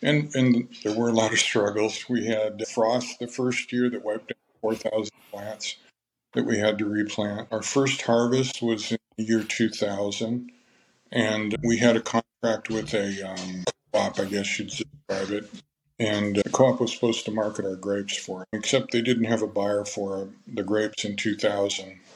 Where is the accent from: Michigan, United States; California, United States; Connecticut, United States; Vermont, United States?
California, United States; also born or lived in Minnesota; my family moved to California in 1960. I was nine years old. And so I lived pretty much the rest of those years here in California